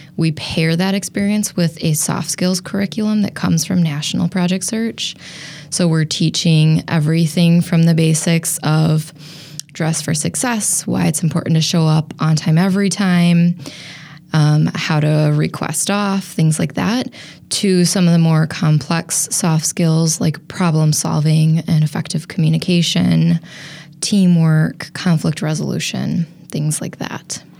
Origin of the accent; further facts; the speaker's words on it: Appleton, Wisconsin, United States; moved away as an adult; also born or lived in Colorado / Madison, Wisconsin; now in Milwaukee, United States; I grew up in Appleton, and when I left Appleton after high school